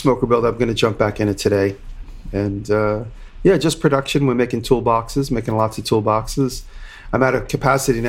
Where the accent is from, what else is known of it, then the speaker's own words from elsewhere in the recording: Long Island, New York, United States; accent: Long Island; my Long Island accent